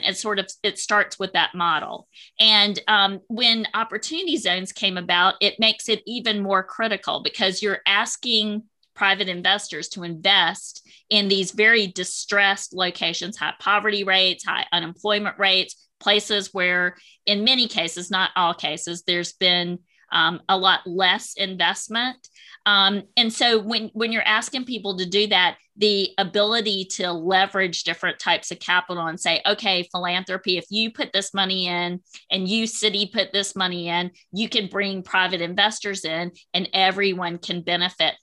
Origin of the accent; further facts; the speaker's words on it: Wilmington, North Carolina, United States; I'm a native of Wilmington, North Carolina, born and raised in North Carolina